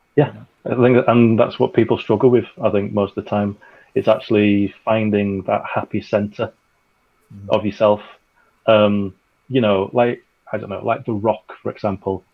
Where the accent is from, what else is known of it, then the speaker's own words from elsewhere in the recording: United Kingdom; we're British.